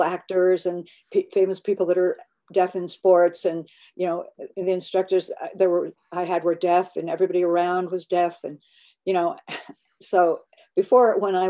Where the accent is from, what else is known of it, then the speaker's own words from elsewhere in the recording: Germany; born there; I was born in Germany.